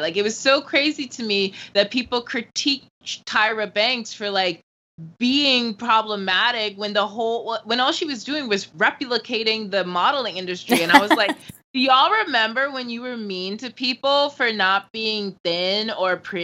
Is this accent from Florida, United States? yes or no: yes; Florida, United States; accent: California; I grew up in Florida, the swamps